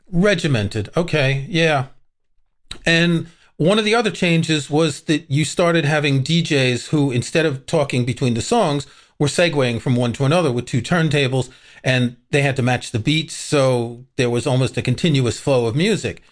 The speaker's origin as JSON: {"language": "English", "town": "New York City", "region": "New York", "country": "United States", "tie": "born or raised there", "said": "I grew up in Queens, New York"}